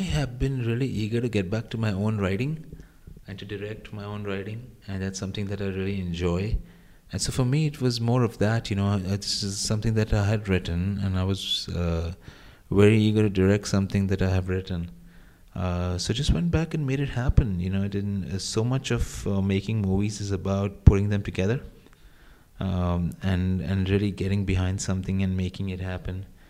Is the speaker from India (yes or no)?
yes; India; when I was growing up in India